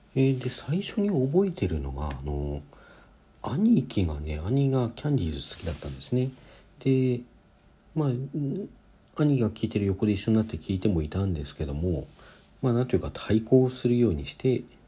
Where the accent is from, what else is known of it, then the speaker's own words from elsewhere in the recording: Sapporo, Hokkaido, Japan; also born or lived in Hakodate; 札幌に函館生まれなんですけどそこから札幌に越していて